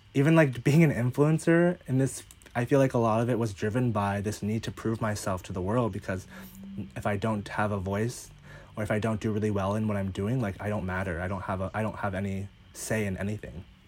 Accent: Northern Virginia, United States; moved away as an adult; also born or lived in Los Angeles, United States; now in Hawaii, United States; I grew up in Northern Virginia, so East Coast, born and raised

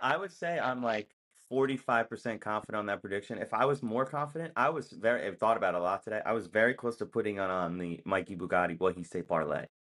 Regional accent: United States; I am American.

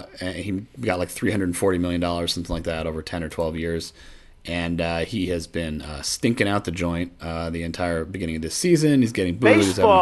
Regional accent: Puerto Rico; Of course. I'm from Puerto Rico, man.

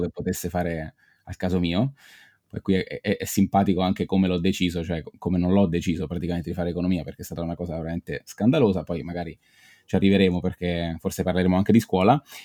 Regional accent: Pescara, Abruzzo, Italy; now in Bologna, Italy; io sono originario di, di Pescara, sono abruzzese, ma abito a Bologna con mia moglie

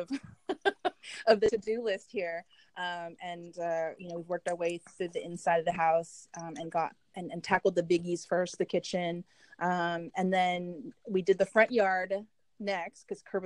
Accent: Southern California, United States; also born or lived in Hollywood, California; Here in Southern California. I was born in Hollywood, California

